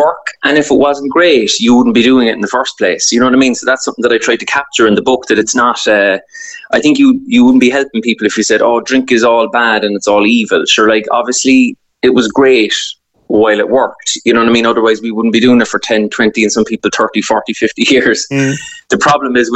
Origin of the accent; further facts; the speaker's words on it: Cork, Munster, Ireland; growing up in Cork